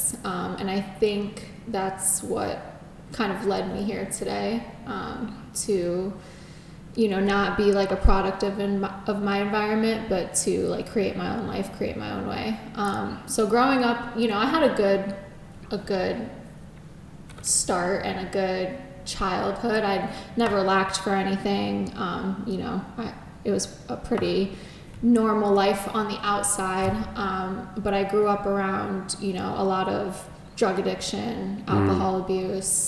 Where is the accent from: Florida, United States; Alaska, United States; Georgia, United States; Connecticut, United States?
Connecticut, United States; moved away as an adult; now in Los Angeles, United States; I'm from Connecticut.